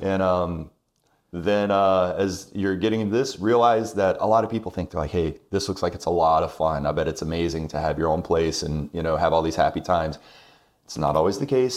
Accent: Irmo, South Carolina, United States; also born or lived in Augusta, Georgia / Rock Hill, South Carolina; now in Lexington, United States; Irmo, actually. That's right, okay. Yes, yeah, yeah. Uh, ever since I was two. I was born in Georgia, just right there in Augusta

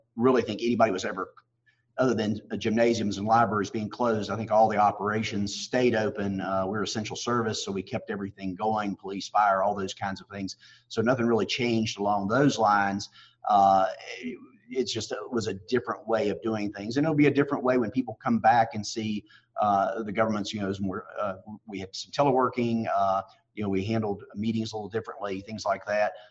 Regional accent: Radford, Virginia, United States; I've served with the city of Radford for a number of years now. It's my hometown

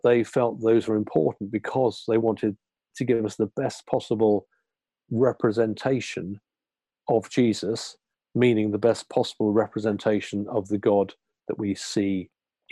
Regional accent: United Kingdom; our British background, our educational background

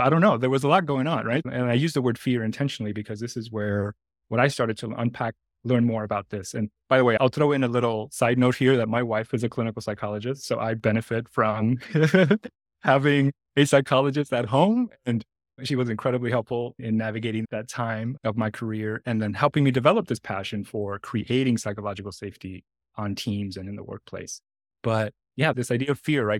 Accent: New York City, New York, United States; also born or lived in Dominican Republic / Washington Heights, Manhattan; I was born in the Dominican Republic, and my parents migrated to New York City in the mid-eighties when I was very young

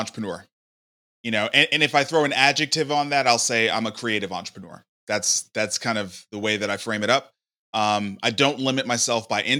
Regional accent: New York City, New York, United States; moved away as an adult; now in Nashville, United States; Yeah, I grew up in Brooklyn.

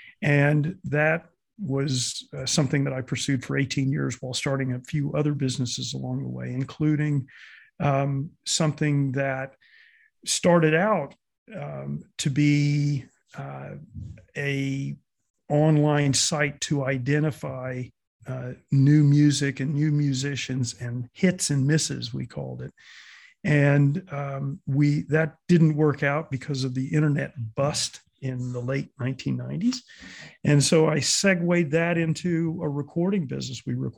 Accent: Florida, United States; born there; accent: confused; also born or lived in Midwest / New York; now in California, United States; I was born in South Florida, actually, but I spent time in the Midwest in graduate school and thereafter.

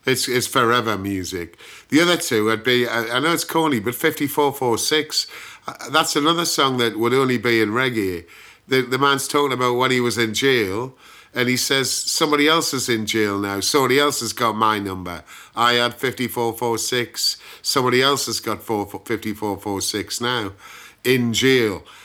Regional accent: Gateshead, North East England, United Kingdom; accent: Geordie; moved away as an adult; now in London, United Kingdom; I'm a Geordie, born in Gateshead

